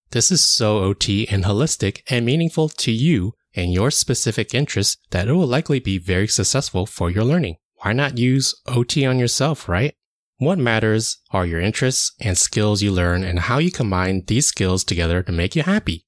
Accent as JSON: {"language": "English", "country": "United States", "tie": "born or raised there", "said": "I was born and raised in the United States"}